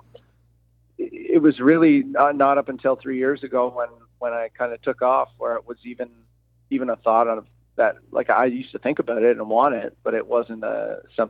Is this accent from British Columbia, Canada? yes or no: no; Prince Edward Island, Canada; now in Guelph, Canada; I've got friends that I grew up with back in Prince Edward Island